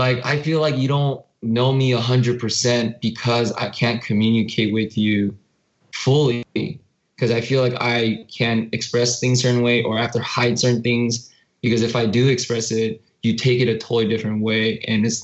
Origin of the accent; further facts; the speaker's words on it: United States; we're both Korean Americans